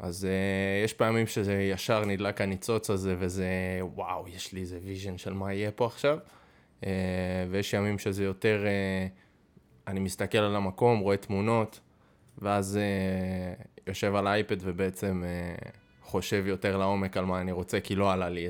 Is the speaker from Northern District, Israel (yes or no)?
yes; Safed, Northern District, Israel; moved away; במקור מצפת הרחוקה. צפת? אתה צפתי? אני צפתי יקר